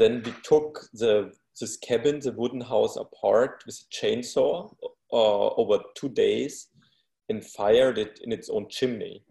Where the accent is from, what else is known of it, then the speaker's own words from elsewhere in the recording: Bavaria, Germany; I was born in Bavaria